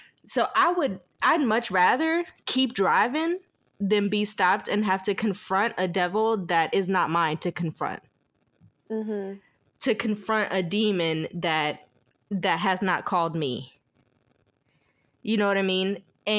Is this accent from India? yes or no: no; the South, United States; this might be a little off the wall, but this is probably because I was raised in the South.